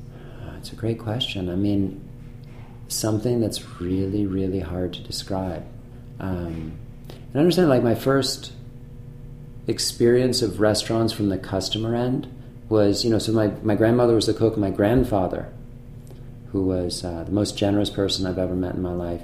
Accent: Manchester-by-the-Sea, Massachusetts, United States; also born or lived in France; now in San Francisco, United States; I grew up in Manchester, which is a small town on the north coast of, um, of Massachusetts

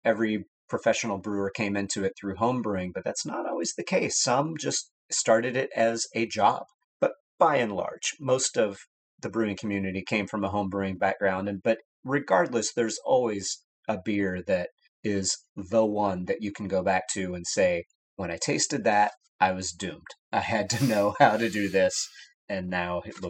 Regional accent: Texas, United States; moved away; growing up in Texas

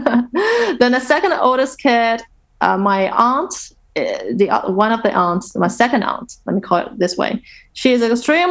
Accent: Nanjing, Jiangsu, China; Nanjing, which is her hometown and also my hometown

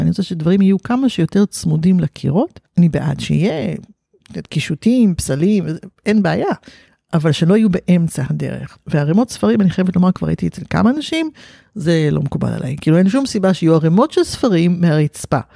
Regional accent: Haifa, Haifa District, Israel; וגדלתי בחיפה

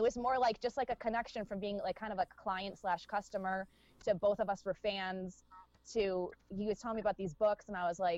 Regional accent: United States; an American person

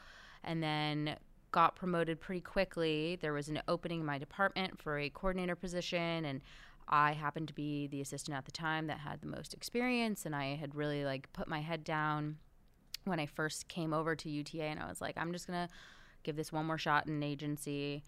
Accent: Beverly Hills, California, United States; So, I grew up in Beverly Hills, and everybody's family seemed to be in entertainment, and mine really wasn't.

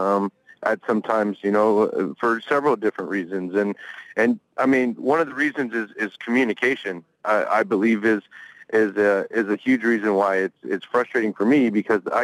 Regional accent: Sacramento, California, United States; I'm a big draw in my hometown

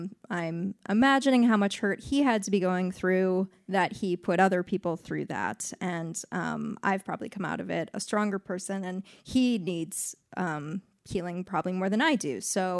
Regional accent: Los Angeles, California, United States; And I said, no, I'm from Los Angeles. I'm just here a couple days.

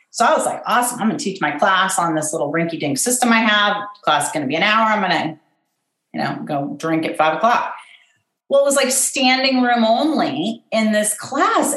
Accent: Pasadena, California, United States; also born or lived in Washington, District of Columbia, United States; I'm from Pasadena, California. I mean, I, I was born in DC

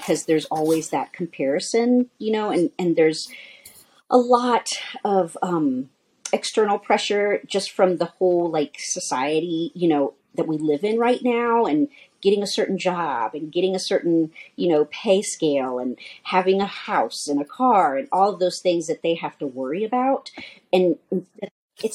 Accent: New Orleans, Louisiana, United States; moved away as an adult; now in Denver, United States; I'm actually from New Orleans, Louisiana

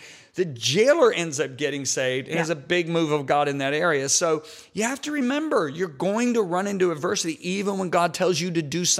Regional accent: Michigan, United States; I grew up in Michigan.

